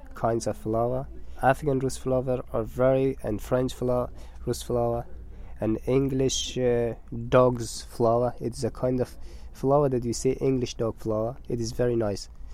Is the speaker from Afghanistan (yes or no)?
yes; northern Afghanistan, Afghanistan; English is a second language; moved away; I'm from Afghanistan, from north of Afghanistan, and I live in a village by the name of Khoris.